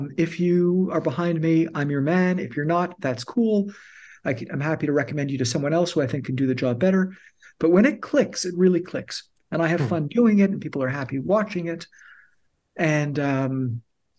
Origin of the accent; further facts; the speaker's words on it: Canada; We're Canadian documentary filmmakers